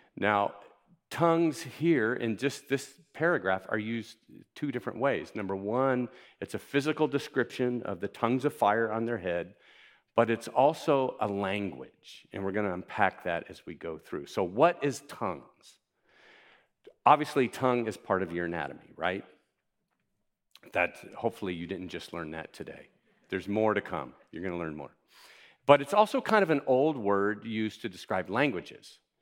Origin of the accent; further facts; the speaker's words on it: Miami, Florida, United States; I grew up in Miami